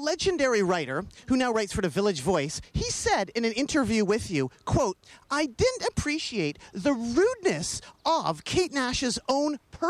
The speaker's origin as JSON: {"language": "English", "town": "Vancouver", "region": "British Columbia", "country": "Canada", "said": "I guess you can smell that I'm from Vancouver."}